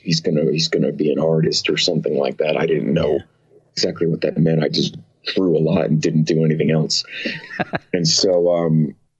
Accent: West Orange, New Jersey, United States; moved away as an adult; now in Austria; I'm from New Jersey

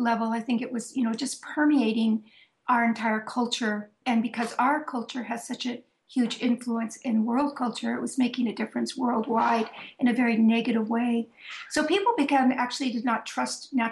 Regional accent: Sebastopol, California, United States; moved away as an adult; now in Vermont, United States; I had been born and raised in Northern California, that little town, Sebastopol, actually, where I grew up and did so much of my work

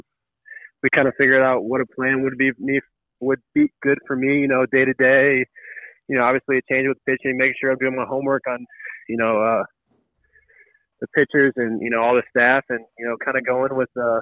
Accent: St. Louis, Missouri, United States; I'm blessed to be a St. Louisan and, you know, be able to play for my hometown team and grow up, you know, go to a Cardinals game

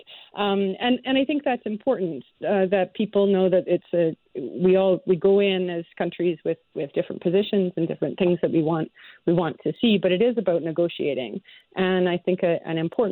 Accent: Canada; as a Canadian As a scientist

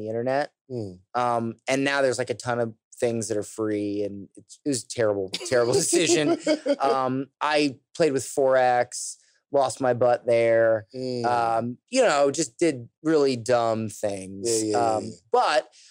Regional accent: United States; I'm American

